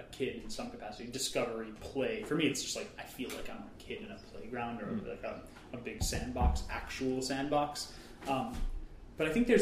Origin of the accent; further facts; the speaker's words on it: New York City, New York, United States; the nature that I've had growing up in New York City has been my parks